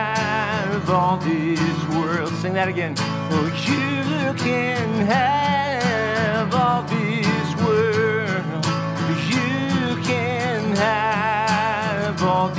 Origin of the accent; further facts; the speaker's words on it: Jacksonville, Florida, United States; also born or lived in Greenville, South Carolina; now in Maine, United States; I grew up in Jacksonville, Florida